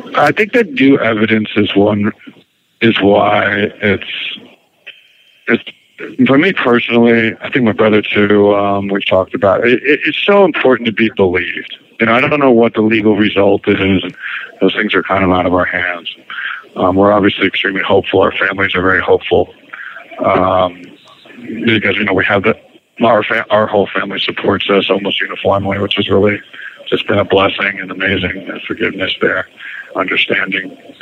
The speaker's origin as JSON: {"language": "English", "town": "Princeton", "region": "New Jersey", "country": "United States", "tie": "born or raised there", "moved": "as an adult", "said": "it was kind of my hometown too, Princeton. So that's where I went to high school"}